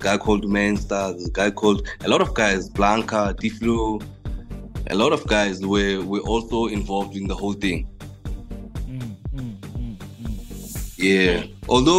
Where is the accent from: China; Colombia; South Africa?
South Africa; the Vaal, Gauteng; also born or lived in Emalahleni (Witbank), Mpumalanga; from the Vaal, but I was born in Malakeni